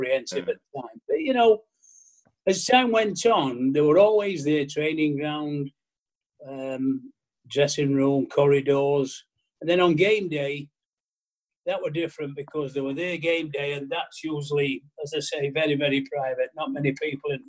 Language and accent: English; Denaby, Yorkshire and the Humber, United Kingdom; I'm from Denneby